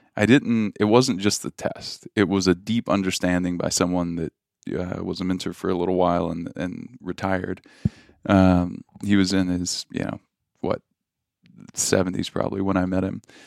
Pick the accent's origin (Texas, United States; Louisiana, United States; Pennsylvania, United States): Louisiana, United States; I grew up in Louisiana